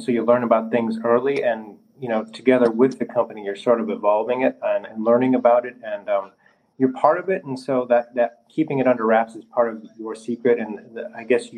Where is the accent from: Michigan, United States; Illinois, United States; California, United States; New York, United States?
Illinois, United States; Chicago; moved away as an adult; now in Orlando, United States; me growing up in Chicago